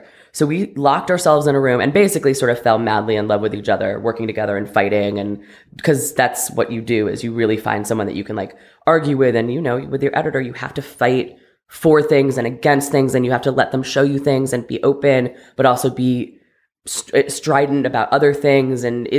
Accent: Ohio, United States; also born or lived in Connecticut, United States; In Ohio and Connecticut. So very suburban.

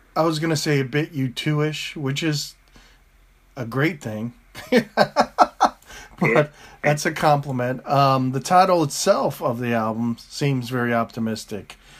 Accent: United States

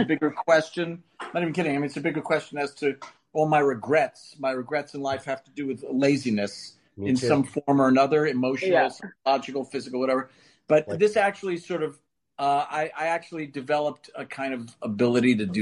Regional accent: New York City, New York, United States; I grew up in New York in Queens

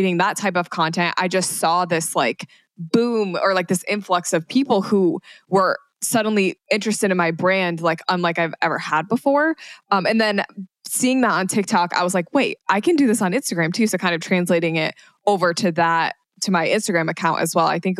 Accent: Michigan, United States; moved away as an adult; also born or lived in New York; I was living in New York, but I was from Michigan

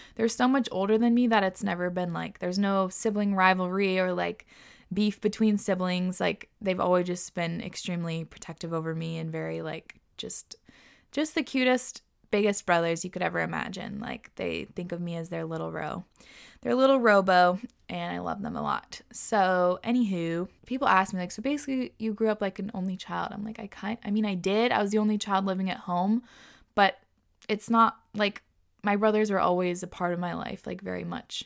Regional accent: Whidbey Island, Washington, United States; growing up on Woodby

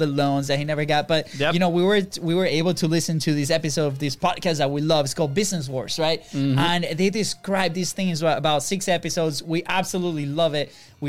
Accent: Venezuela; now in United States; we're not from here, from the U.S., right? We're originally from Venezuela.

